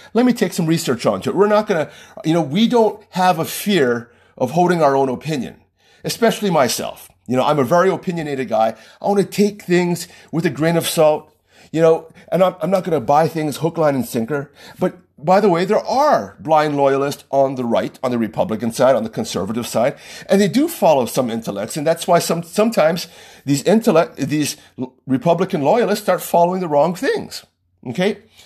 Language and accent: English; United States; just by the nature of being American